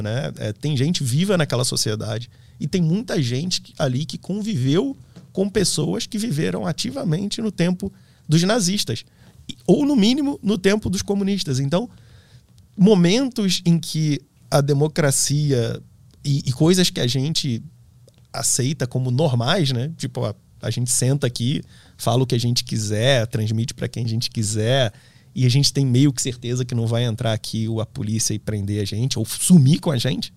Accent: Petrópolis, Rio de Janeiro, Brazil; also born or lived in Germany; A família, a origem da família, minha família paterna é, é da Alemanha, eu sou de Petrópolis

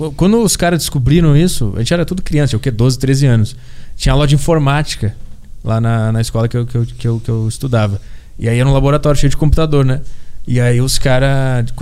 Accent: Porto Alegre, Rio Grande do Sul, Brazil; moved away; eu fui para Porto Alegre pra minha terra natal agora no ano novo

